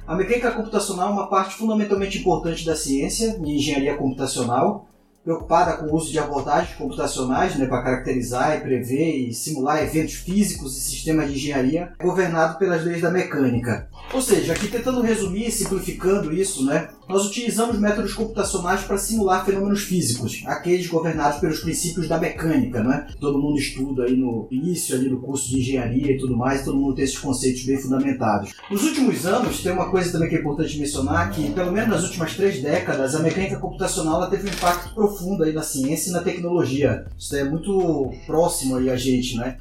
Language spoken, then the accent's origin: Portuguese; Pará, Brazil; Eu sou paraense, eu sou engenheiro civil formado lá na Universidade Federal do Pará